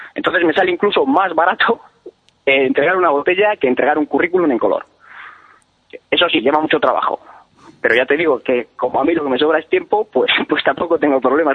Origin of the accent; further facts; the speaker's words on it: Peñafiel, Castile and León, Spain; yo soy de Peñafiel, como os he dicho, que es una es eh, la cuna de la Ribera del Duero